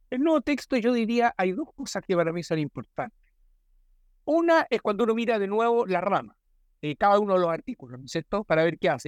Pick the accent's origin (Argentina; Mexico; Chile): Chile; somos todos buenos chilenos